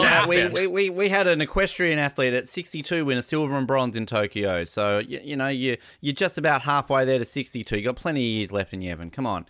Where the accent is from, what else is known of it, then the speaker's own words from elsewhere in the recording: Australia; as an Australian